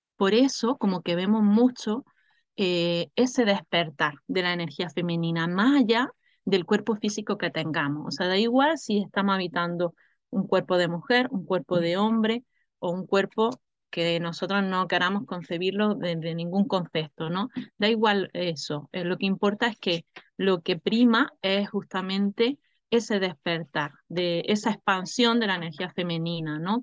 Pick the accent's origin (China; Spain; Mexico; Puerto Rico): Spain; Granada, Andalusia; yo soy de aquí, yo soy de Granada, ¿no? He nacido en la tierra de Granada